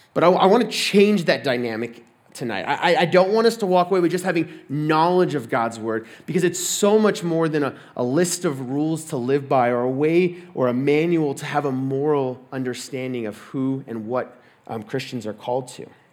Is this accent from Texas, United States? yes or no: yes; Texas, United States; moved away as an adult; I'm from Texas